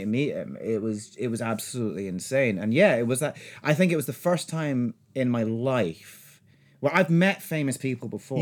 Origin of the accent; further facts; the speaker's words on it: Scotland, United Kingdom; I'm Scottish Filipino